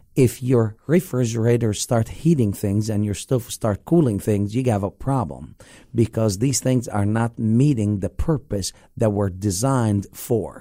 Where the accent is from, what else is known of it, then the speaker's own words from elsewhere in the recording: Egypt; now in Lake Mary, United States; growing up in the Middle East